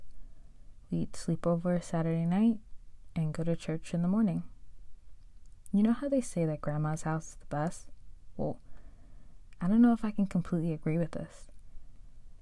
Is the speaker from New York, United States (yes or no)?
yes; Long Island, New York, United States; also born or lived in Manhattan, New York / Brooklyn, New York; I was born in Manhattan, raised in Brooklyn till I was about 8, and spent the rest of my years growing up in the suburbs on Long Island